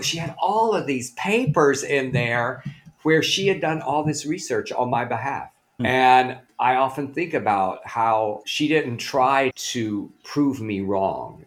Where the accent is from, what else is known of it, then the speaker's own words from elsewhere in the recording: Blytheville, Arkansas, United States; moved away; Blytheville, Arkansas, the very northeast corner